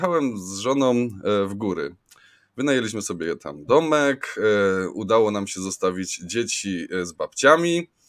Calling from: Pszczyna, Silesian Voivodeship, Poland; also born or lived in London; ze mną jest Marcin Fiedorowicz, Marcin nadaje z Londynu, ja z Pszczyny

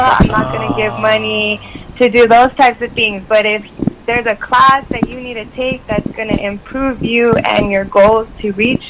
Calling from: Los Angeles, California, United States; I'm calling from L.A.

